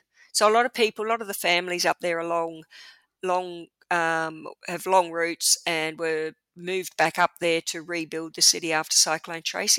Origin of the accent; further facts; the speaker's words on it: Darwin, Northern Territory, Australia; also born or lived in South Australia; For sure, yeah, I grew up in Darwin. I wasn't born there.